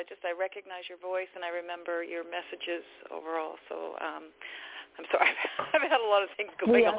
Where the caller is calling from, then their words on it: Abbotsford, British Columbia, Canada; I'm from Abbotsford in British Columbia.